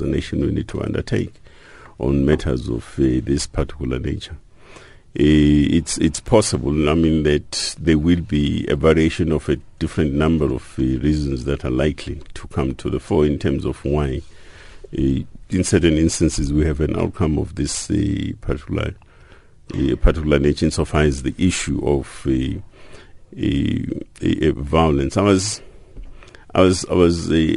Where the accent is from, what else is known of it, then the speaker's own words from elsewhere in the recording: South Africa; members of the South African society